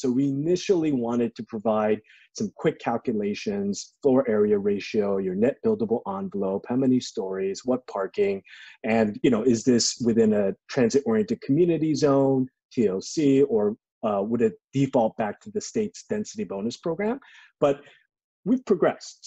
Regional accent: Los Angeles, California, United States; I grew up in LA. Uh, I grew up in Koreatown

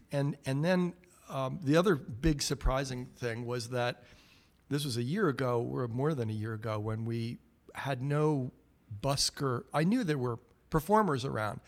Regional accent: New York area, United States; now in Great Barrington, United States; I grew up in New York area

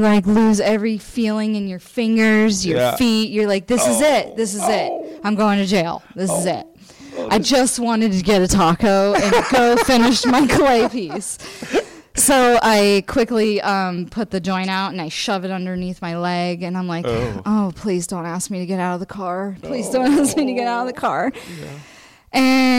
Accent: Florida, United States

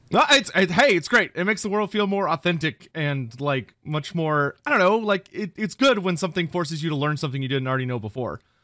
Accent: Texas, United States; I'm from Texas.

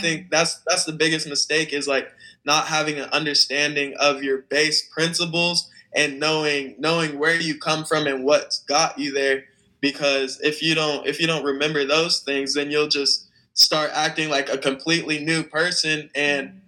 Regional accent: Phoenix, Arizona, United States; I'm 19 from Phoenix, Arizona

